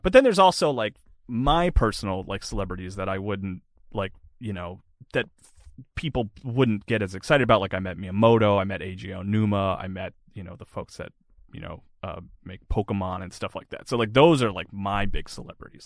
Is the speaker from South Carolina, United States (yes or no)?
yes; Florence, South Carolina, United States; moved away; I grew up in South Carolina